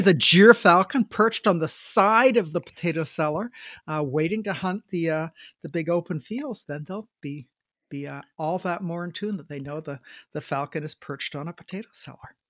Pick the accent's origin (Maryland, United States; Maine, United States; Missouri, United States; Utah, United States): Maine, United States; when I grew up in Maine, we had a coal cellar.